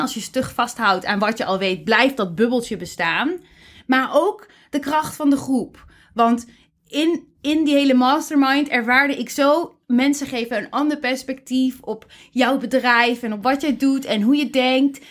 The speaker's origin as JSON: {"language": "Dutch", "country": "Netherlands"}